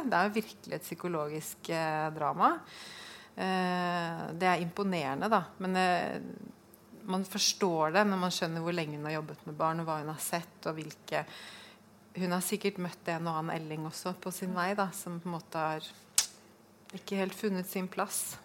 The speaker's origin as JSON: {"language": "Norwegian", "region": "Oslo", "country": "Norway", "moved": "yes", "lives_now": "Fredrikstad, Norway", "said": "Jeg kommer fra Oslo, flyttet til Fredrikstad"}